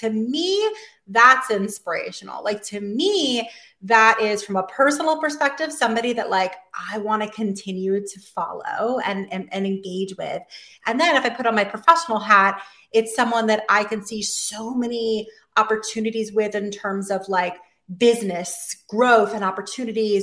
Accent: Miami, Florida, United States; now in New York, United States; I'm from Miami originally.

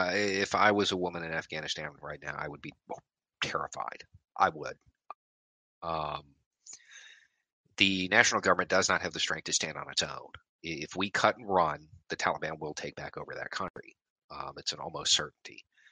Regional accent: Tennessee–Kentucky border, United States; I moved around a lot, a whole lot. So I grew up mostly on the Tennessee-Kentucky line, though.

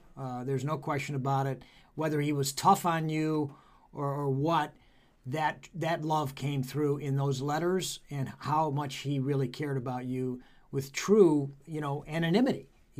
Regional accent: Beachwood, Ohio, United States; I came from Beechwood

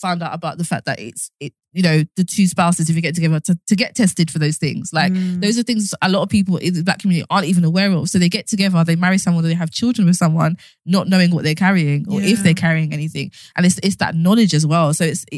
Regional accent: London, United Kingdom; I grew up in Southwark

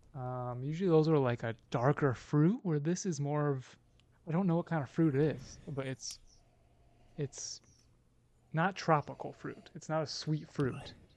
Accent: Alabama, United States; I'm from Alabama

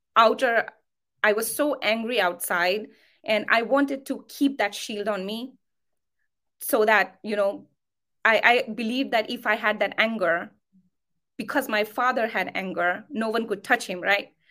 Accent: near Nagpur, Maharashtra, India; I come from India, uh, Maharashtra. Um, I come from a small, very small town, um, near to a place called Nagpur

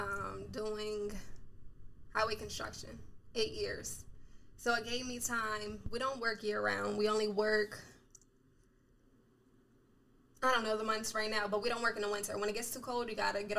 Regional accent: Harrisburg, Pennsylvania, United States; I'm from Harrisburg, Pennsylvania.

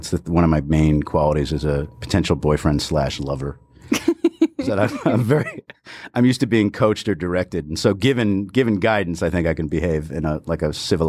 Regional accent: New England, United States; I come from New England. Oysters. I could do that.

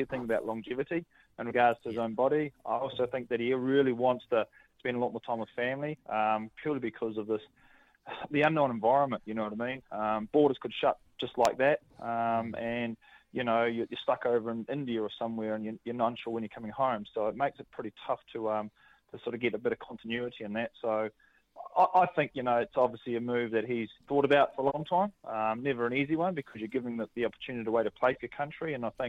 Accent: Northern Territory, Australia; born there; where I was actually born was Crocodile Dundee country, so I was born way up in Northern Territory

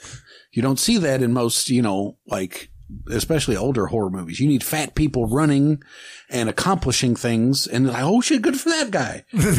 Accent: Kentucky, United States; also born or lived in Dallas, Texas; Like I lived in Dallas for a year. And people, where are you from? You know, I'm like, Kentucky.

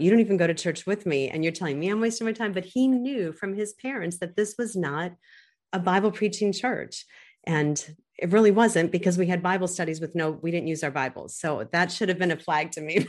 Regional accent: United States; I'm growing up in America

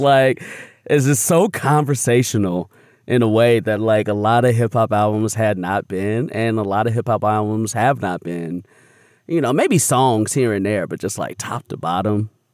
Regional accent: Chicago, Illinois, United States; growing up on the South Side of Chicago

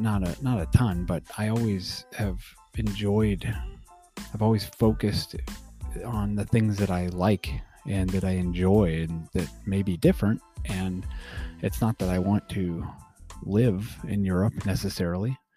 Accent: Colorado, United States; we are from Colorado and we are skiers

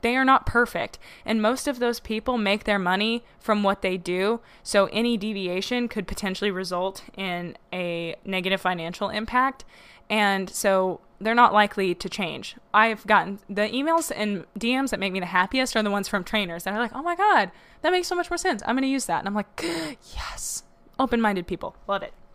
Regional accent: the South, United States; growing up in the South

